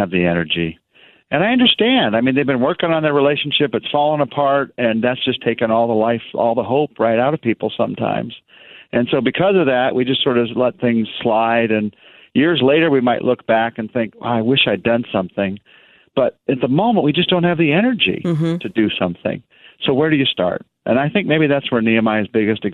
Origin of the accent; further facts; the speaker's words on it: United States; I'm American and I'm a man